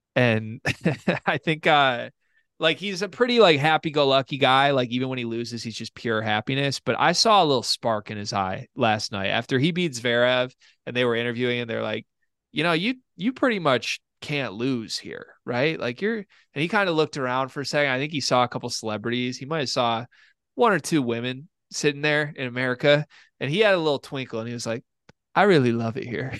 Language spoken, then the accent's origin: English; Lansing, Michigan, United States; moved away as an adult; now in Kalamazoo, United States; I grew up in Lansing the whole time, went to college in East Lansing